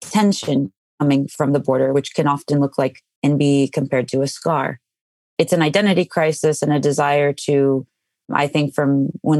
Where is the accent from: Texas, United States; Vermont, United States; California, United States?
Texas, United States; Rio Grande Valley; I grew up on the Texas-Mexico border in the Rio Grande Valley.